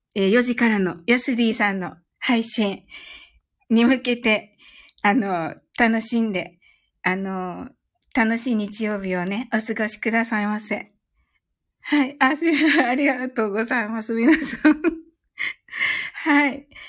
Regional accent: Kyushu, Japan; 私はね、あの、九州人

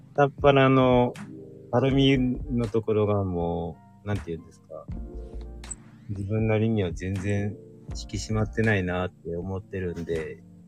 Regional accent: Kansai, Japan; also born or lived in Shizuoka Prefecture; now in Shizuoka, Japan; 自分は出身関西ですよ

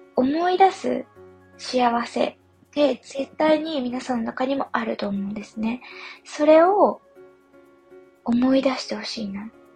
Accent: Yamagata, Japan; moved away; 地元が山形なので山形の記憶

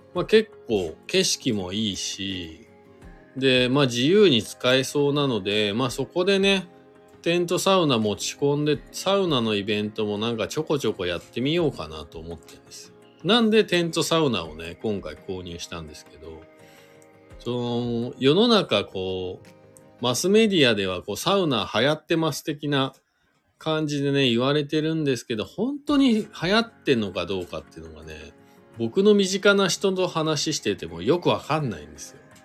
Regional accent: Shizuoka, Japan; now in Hakuba, Japan; 静岡県出身でスノーボードが好きで白馬に引っ越してきた

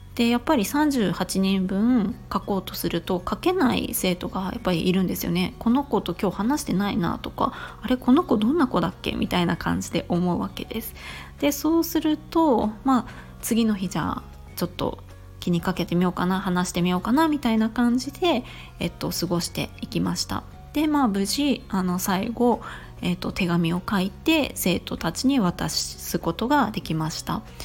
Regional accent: Chiba, Japan; accent: standard Japanese; moved away as an adult; also born or lived in Tokyo; now in Kobe, Japan; 生まれ育ったのは実は神戸ではなくて千葉県です。

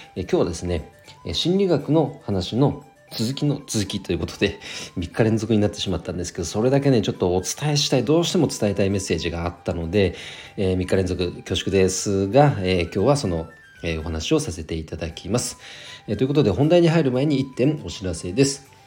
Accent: Nagano, Japan; 地元長野県

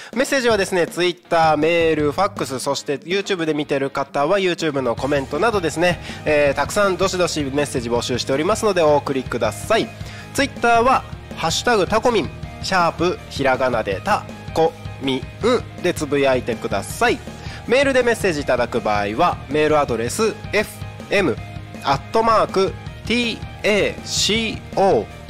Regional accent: Takko, Aomori, Japan; moved away as an adult; now in Tako, Japan; 僕の出身が青森県田子町って超山奥の超田舎なわけで人口も3000人ぐらいしかいない超ど田舎なわけでそういうところで生まれ育ってる

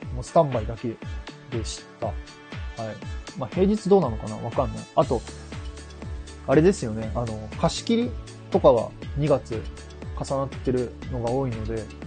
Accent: Kyushu, Japan; accent: Kyushu dialect; moved away; 僕は九州です

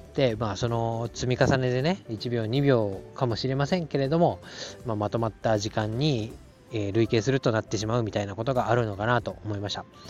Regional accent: Tohoku, Japan; now in Tokyo area, Japan; 私の田舎っていうのは、まあ、東北の方

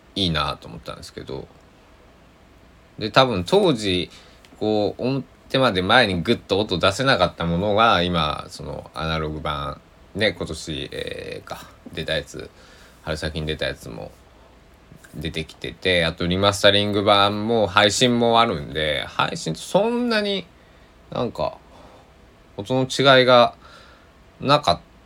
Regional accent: Kochi, Japan; accent: Tosa dialect; 高知の土佐弁、僕の生まれふるさとの、えー、言葉で

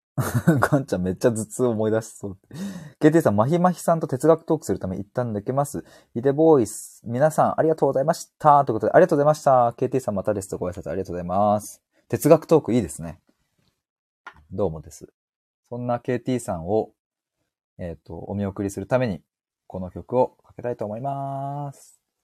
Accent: Chiba, Japan; 僕、千葉県民でございます

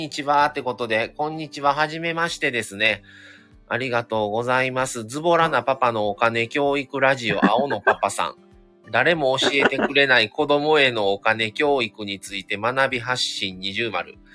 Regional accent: Fukuoka, Japan; accent: Fukuoka dialect; 自分は結構荒い方言だと思ってるので嬉しいです。

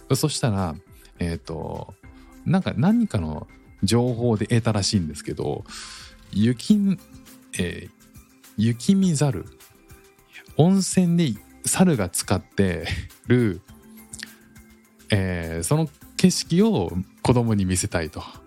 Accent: Japan; now in Singapore; 自分たちが住んでいる時に自分たちの国

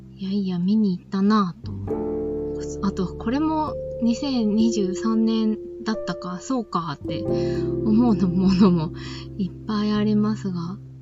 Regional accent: Shizuoka, Japan; 私も静岡の出身なので

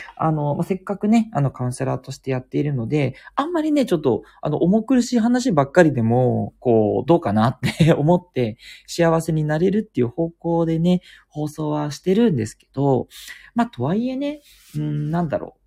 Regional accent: Tokyo, Japan; also born or lived in Kitakyushu; 東京で育ったんだけど、実は北九州で育ってる時もあったりとか

